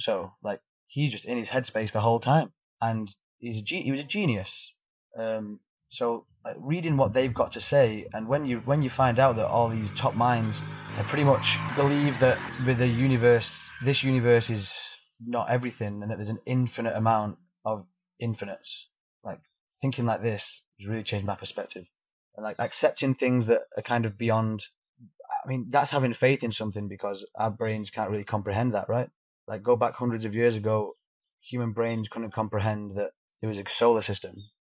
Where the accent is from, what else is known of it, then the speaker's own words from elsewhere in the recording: United Kingdom; This is how we are. We're British. We eat beige food.